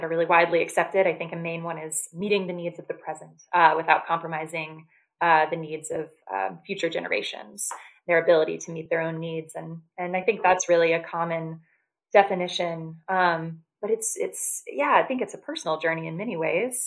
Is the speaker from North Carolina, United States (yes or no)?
yes; North Carolina, United States; moved away as an adult; now in Washington, D.C., United States; I grew up in North Carolina